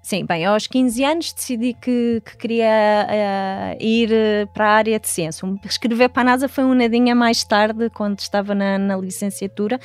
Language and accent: Portuguese; Portugal; moved away as an adult; also born or lived in Netherlands / Washington, D.C. / California; quando saí de Portugal, eu queria montar o primeiro laboratório de astrobiologia no nosso país